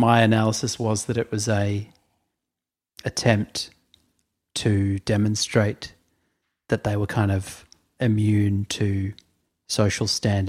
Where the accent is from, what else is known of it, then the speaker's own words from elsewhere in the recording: Boston, Massachusetts, United States; that's because I grew up in Boston and my parents are white Americans.